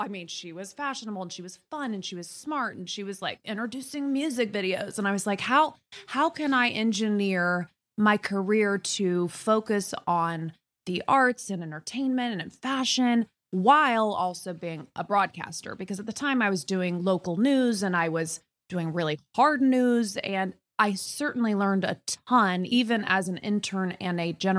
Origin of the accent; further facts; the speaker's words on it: Indiana, United States; we're both from Indiana.